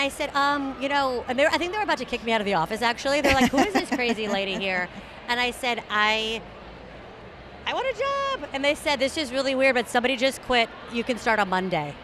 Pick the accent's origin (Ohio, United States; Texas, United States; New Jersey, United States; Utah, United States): Texas, United States; San Antonio; moved away; also born or lived in New York; I'm from San Antonio, Texas